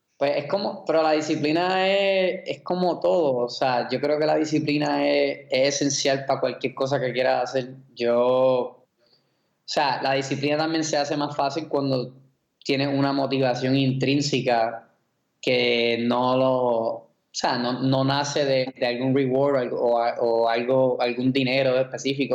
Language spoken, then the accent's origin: Spanish; Puerto Rico; yo me crié en Puerto Rico